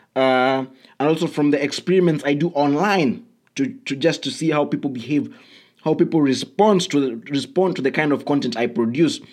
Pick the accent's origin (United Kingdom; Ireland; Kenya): Kenya; I come from Kenya